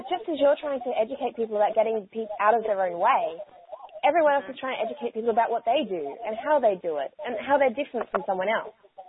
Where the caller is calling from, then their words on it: Brisbane, Queensland, Australia; So I'm calling in from Brisbane, Australia, which is where I call home.